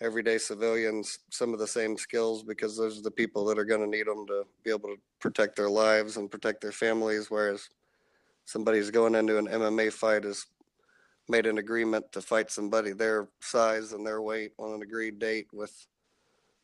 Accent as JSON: {"language": "English", "town": "Arlington", "region": "Texas", "country": "United States", "tie": "born or raised there", "said": "Arlington, Texas, which is my hometown that I grew up"}